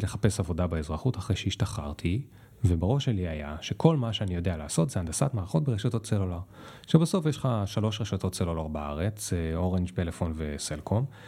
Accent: Israel; אני בתור ישראלי

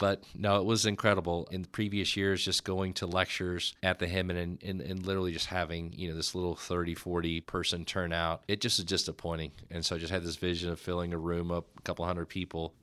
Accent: Dallas, Texas, United States; growing up in the Oak Cliff

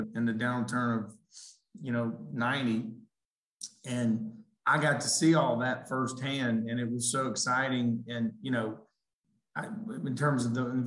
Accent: Lafayette, Louisiana, United States; now in Birmingham, United States; I grew up in South Louisiana, had great parents, great family, kind of grew up in that, you know, down there

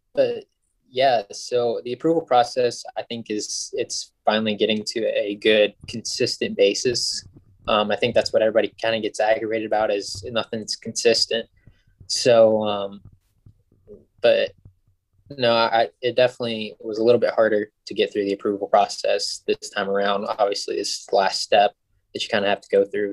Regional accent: Ohio, United States; also born or lived in Lynchburg, Virginia / Michigan; I grew up in Ohio

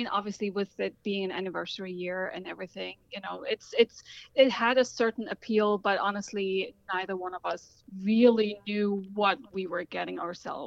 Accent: Germany; now in Washington, D.C., United States; I was born in Germany and currently live in Washington, D.C.

